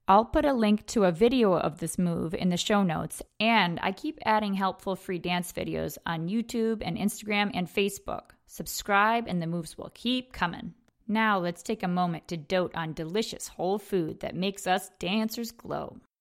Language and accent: English; upstate New York, United States; my hometown in her wedding dress alone on the dance floor in a bar in upstate New York.